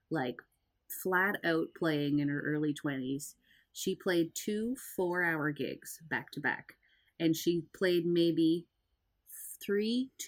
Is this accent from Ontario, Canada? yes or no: no; Nova Scotia, Canada; it's kind of we're all from Cape Breton.